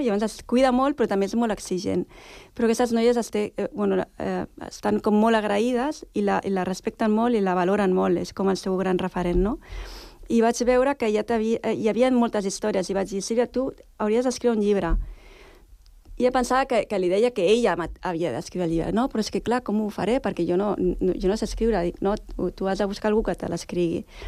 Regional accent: Sitges, Catalonia, Spain; moved away as an adult; also born or lived in Barcelona; now in Sant Cugat, Spain; jo vaig néixer a Barcelona, tot i que he viscut tota la vida a Sitges.

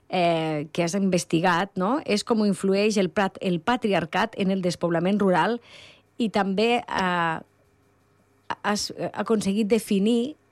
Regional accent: Coscó, Catalonia, Spain; also born or lived in Barcelona; soc de Coscó, un poble de 25 habitants

